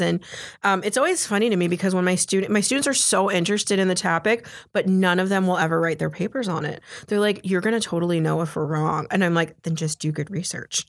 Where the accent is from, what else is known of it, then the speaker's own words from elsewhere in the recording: Florida, United States; growing up in Florida, I'm really good at hurricanes